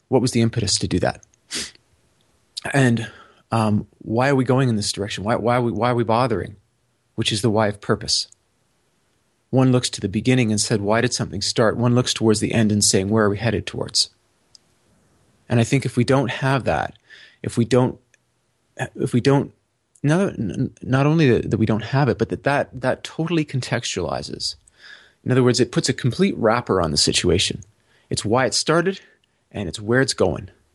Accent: Toronto, Ontario, Canada; I was born in Tor-, in, in Toronto to two people who are Canadian citizens

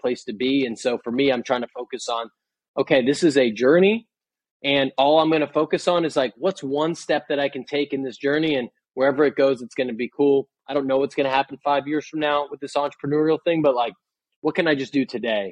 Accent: Boston, Massachusetts, United States; moved away as an adult; also born or lived in San Francisco; I'm from Boston. I moved out to San Francisco

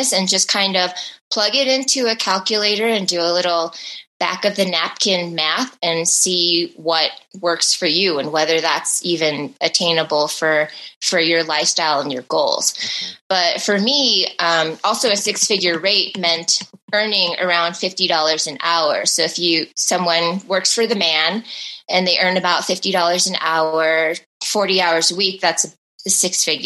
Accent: Midwest, United States; moved away; We're both originally from the Midwest

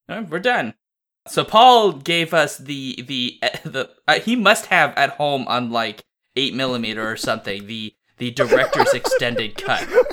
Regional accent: United States; I'm American

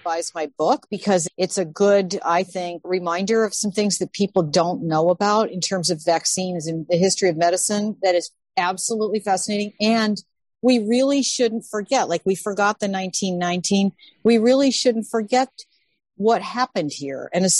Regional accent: Midwest, United States; I maybe because I'm a Midwesterner

